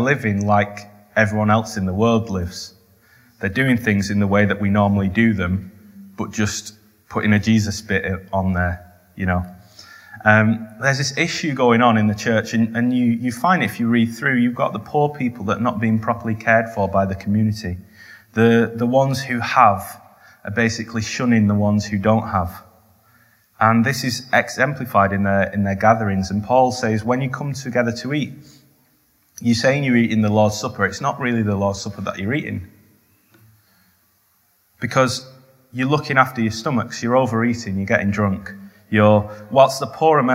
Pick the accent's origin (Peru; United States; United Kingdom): United Kingdom; the north of England; I'm Northern.